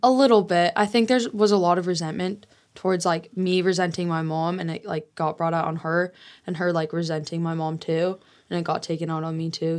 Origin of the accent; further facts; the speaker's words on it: Colorado, United States; also born or lived in Utah; I'm originally from Utah, and my dad got full custody of me, custody of me when I was five, and so I moved to Colorado